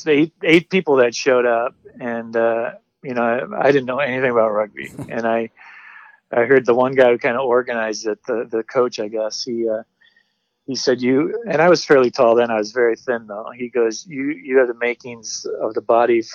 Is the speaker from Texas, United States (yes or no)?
no; Grand Rapids, Michigan, United States; I was born in Grand Rapids, Michigan